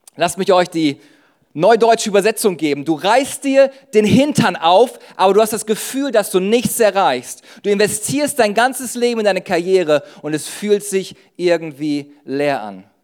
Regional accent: Düsseldorf, North Rhine-Westphalia, Germany; ich komme aus Düsseldorf

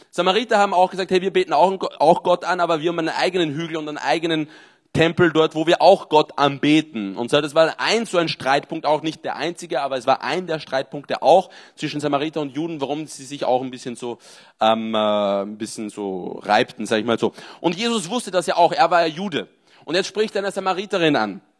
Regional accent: Austria; now in Marseille, France; Ich bin in Marseille, 30 Jahre, bin ursprünglich Österreicher

